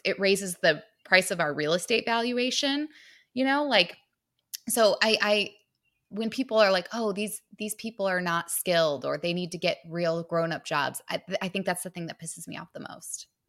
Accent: Michigan, United States; now in Manhattan, United States; I'm from Michigan

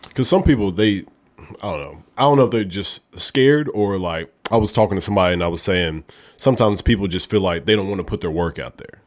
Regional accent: Oneonta, Alabama, United States; moved away as an adult; now in Memphis, United States; I'm from a small town, Oneonta, Alabama

